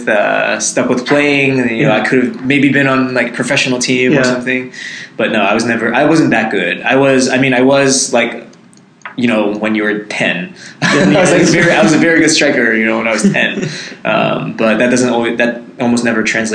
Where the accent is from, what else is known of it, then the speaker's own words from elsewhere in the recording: Hockessin, Delaware, United States; I grew up in Delaware